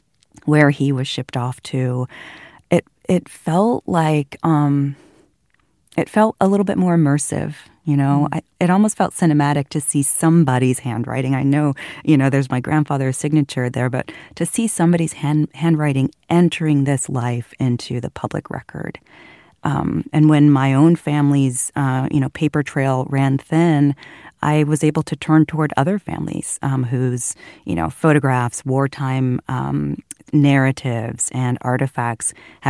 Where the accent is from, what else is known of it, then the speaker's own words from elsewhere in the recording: Fairfield, California, United States; when we sold the house my siblings and I grew up in Fairfield.